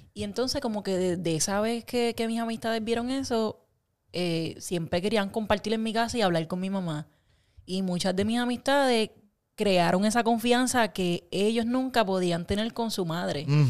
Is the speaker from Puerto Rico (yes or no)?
yes; Puerto Rico; creciendo en Puerto Rico